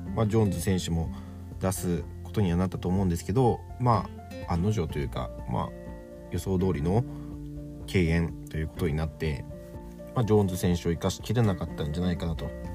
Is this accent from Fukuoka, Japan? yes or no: yes; Fukuoka, Japan; 地元の福岡